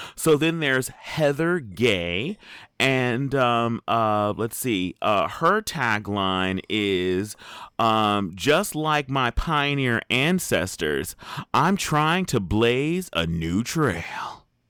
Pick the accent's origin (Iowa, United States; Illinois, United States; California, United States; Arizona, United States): California, United States; Southern; I am from Southern California, born and raised.